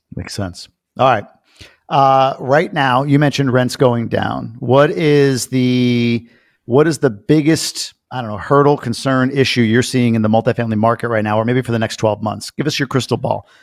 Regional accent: Long Island, New York, United States; growing up in Long Island

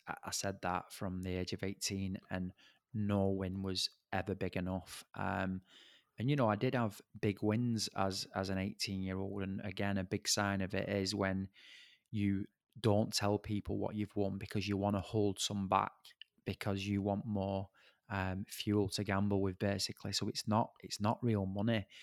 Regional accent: Bolton, North West England, United Kingdom; I'm from Bolton

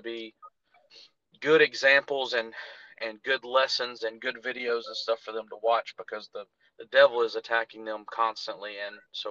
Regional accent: Jonesboro, Arkansas, United States; moved away as an adult; now in North Carolina, United States; I was born and raised in Jonesboro, Arkansas.

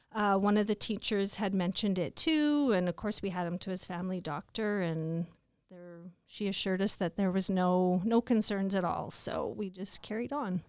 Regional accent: Stoughton, Saskatchewan, Canada; also born or lived in Regina / White City; I was born in Regina. I was raised in um, Stoughton, an hour and a half uh, southeast of Regina. Um, raised on a farm.

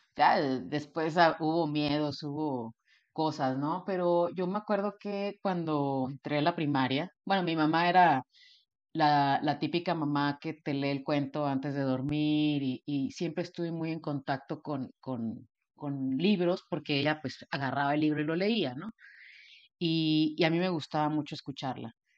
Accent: Monterrey, Nuevo León, Mexico; also born or lived in Houston; yo soy de Monterrey

